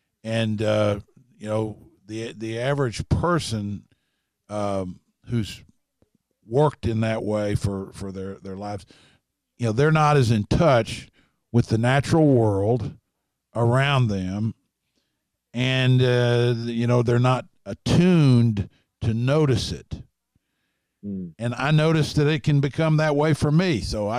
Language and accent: English; Lexington, Kentucky, United States; also born or lived in Harlan; I noticed studying where I'm from originally, I live in Lexington and have for most of my life, but I was born in Harlan, and I keep referring to it because it marked me, you know.